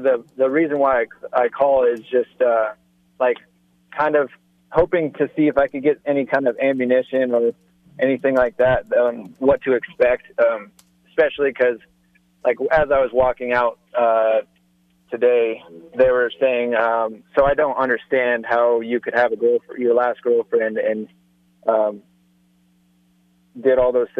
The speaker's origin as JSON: {"language": "English", "town": "Parker", "region": "Colorado", "country": "United States", "tie": "born or raised there", "said": "First of all, I just wanted to say I'm from Parker, so I think it's kind of cool that we have someone from my hometown talking."}